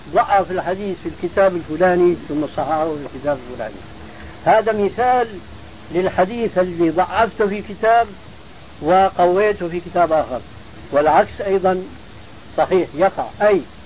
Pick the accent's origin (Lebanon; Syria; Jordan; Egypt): Syria; عندنا في الشام